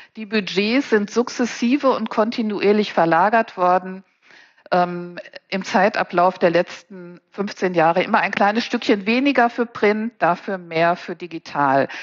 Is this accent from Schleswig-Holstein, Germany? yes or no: no; Paderborn, North Rhine-Westphalia, Germany; moved away as an adult; now in Cologne, Germany; ich bin Ostwestfälin mit Leib und Seele. Paderborn ist also meine Heimat